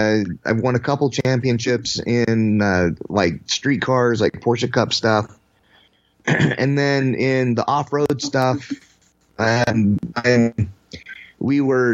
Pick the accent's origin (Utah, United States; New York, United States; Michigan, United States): Utah, United States; The godforsaken place called Utah.